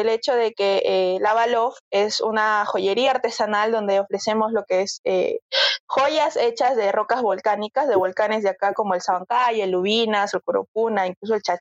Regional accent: Arequipa, Peru; Sí, me corre el lava por las venas, definitivamente, soy recontra arequipeña.

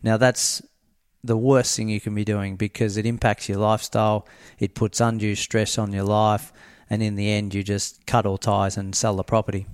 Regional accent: near Horsham, Victoria, Australia; moved away; I grew up near Horsham

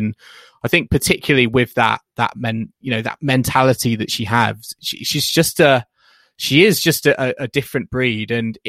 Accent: United Kingdom; the struggles we've been through as British tennis fans with Andy Murray, Tim Henman, etc.

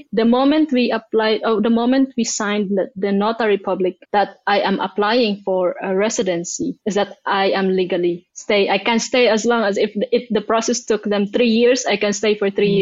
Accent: Manila, Metro Manila, Philippines; moved away as an adult; now in Barcelona, Spain; I grew up in Manila, so buzzy, you know, noisy

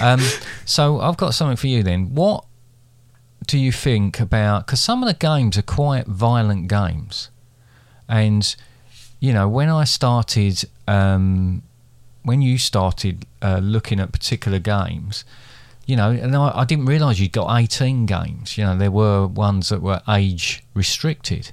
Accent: Basildon, East of England, United Kingdom; I grew up in Basildon

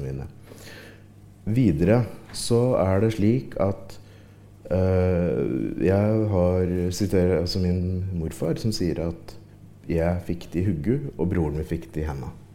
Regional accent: Ringsaker, Innlandet, Norway; jeg kommer jo fra Ringsaker sjøl

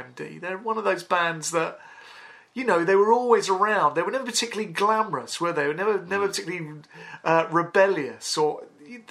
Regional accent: London, United Kingdom; growing up in Northwest London, we're all quite fairly affluent

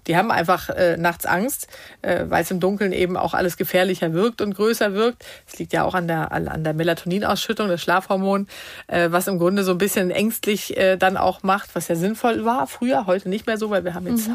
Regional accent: Sweden; moved away; wir kommen ja aus Schweden ursprünglich

